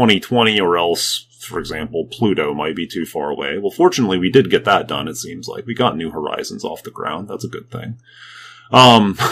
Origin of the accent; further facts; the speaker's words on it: United States; as an American church, as Americans